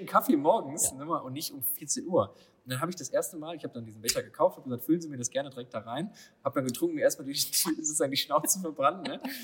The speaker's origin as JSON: {"language": "German", "area": "Lower Rhine area", "region": "North Rhine-Westphalia", "country": "Germany", "said": "wir kommen ja beide hier aus der Niederrhein-Ecke"}